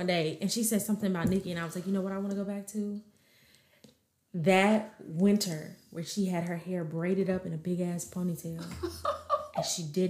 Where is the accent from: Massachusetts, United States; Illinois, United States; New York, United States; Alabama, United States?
Illinois, United States; Chicago; and I don't have a Chicago accent.